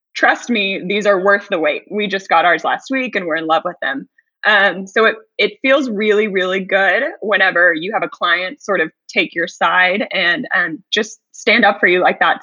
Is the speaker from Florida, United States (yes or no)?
no; Houston, Texas, United States; moved away as an adult; I was actually born and raised in Houston as well, the other side of Houston, the south side